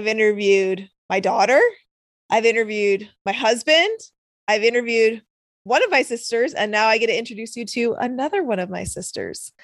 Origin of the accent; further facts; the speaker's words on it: Seattle, Washington, United States; I grew up in Seattle, lived in Seattle, graduated from Seattle. That was all I ever knew